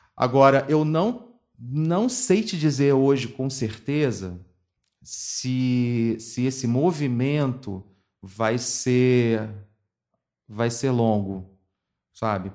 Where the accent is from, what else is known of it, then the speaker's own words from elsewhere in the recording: Rio de Janeiro, Brazil; also born or lived in Madureira; Eu cresci em Piedade e fui, fui criado nessa balbúrdia do subúrbio